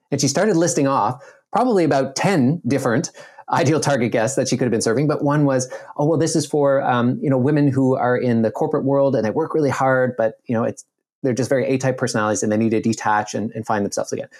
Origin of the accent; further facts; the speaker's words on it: Nova Scotia, Canada; I grew up in Nova Scotia, Canada